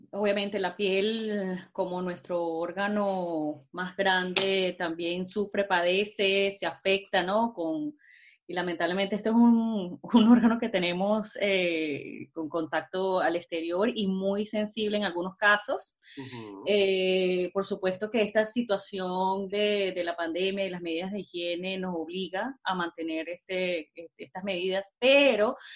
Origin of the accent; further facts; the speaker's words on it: Venezuela; now in Germany; yo soy venezolana, emigrante, pero ya tengo bastante tiempo acá. Lamentablemente, este, no se me ha pegado el acento